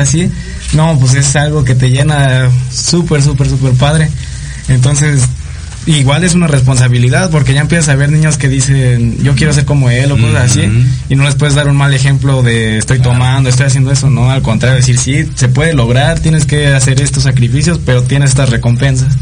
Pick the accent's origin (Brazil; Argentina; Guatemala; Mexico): Mexico; somos de México